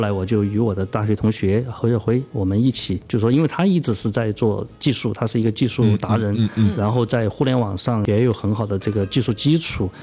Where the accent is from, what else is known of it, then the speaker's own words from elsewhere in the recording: Chongqing, China; 我到朝天门的嗯，是，是。这些批发市场啊，当时做电器批发嘛，我就去朝天门的那些电子市场啊，去采购